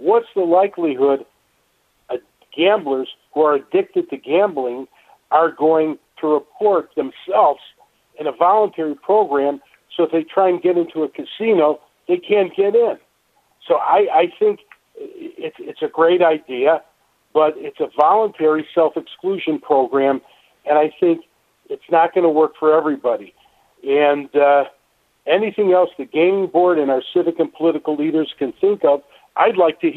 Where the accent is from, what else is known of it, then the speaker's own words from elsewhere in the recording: Chicago, Illinois, United States; I'm a Chicagoan. I love Chicago